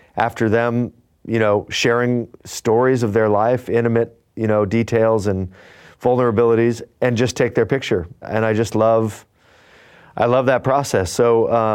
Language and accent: English; Fullerton, California, United States; I grew up in Fullerton, California